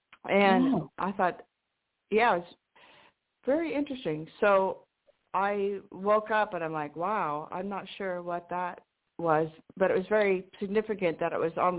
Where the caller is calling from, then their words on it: Washington, United States; Hi, this is … in Washington State.